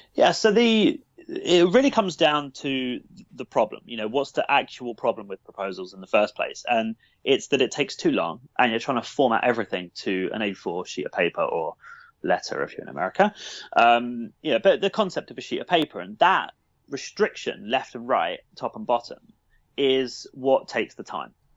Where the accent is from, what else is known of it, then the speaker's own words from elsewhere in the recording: Brighton, South East England, United Kingdom; from Brighton, born and, born and raised in Brighton